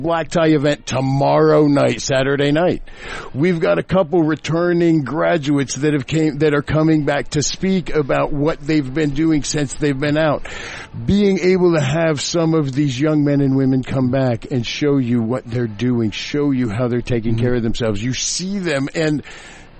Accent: Kokomo, Indiana, United States; I was that little Hoosier boy growing up in Kokomo

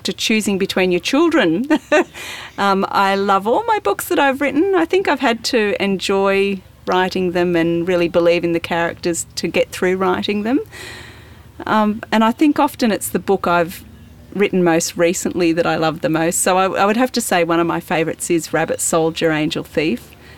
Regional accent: Central Victoria, Australia; I come from Central Victoria

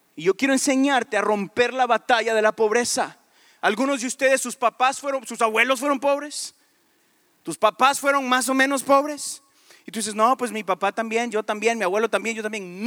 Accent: Guatemala; Ni soy de México, soy de Guatemala

